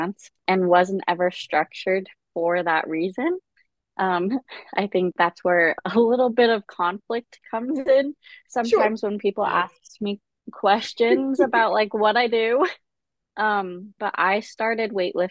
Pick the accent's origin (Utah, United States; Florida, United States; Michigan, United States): Utah, United States; Salt Lake City; I grew up in Salt Lake City, Utah